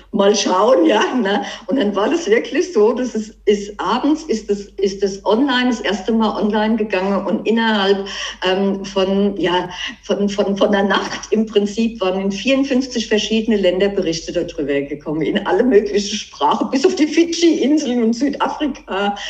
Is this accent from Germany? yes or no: yes; Germany; bei uns in Deutschland